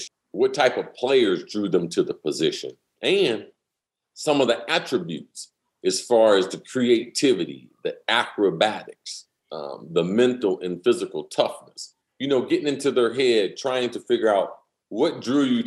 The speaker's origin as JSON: {"language": "English", "region": "Ohio", "country": "United States", "moved": "yes", "lives_now": "Florida, United States", "said": "I'm from the Midwest. I'm originally from Ohio"}